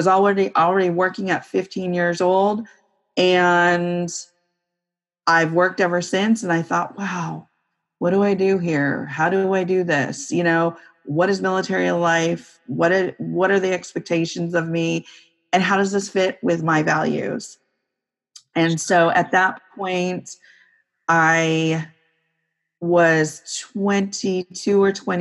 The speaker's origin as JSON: {"language": "English", "town": "Santa Cruz", "region": "California", "country": "United States", "tie": "born or raised there", "also_born_or_lived": "Northern Virginia / DC area", "moved": "as an adult", "lives_now": "Northern Virginia, United States", "said": "I grew up in California, in Santa Cruz, California, which is near the Monterey Bay"}